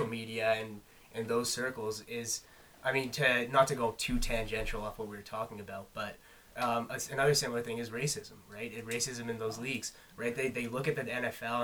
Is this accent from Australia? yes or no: no; Halifax, Nova Scotia, Canada; growing up in Halifax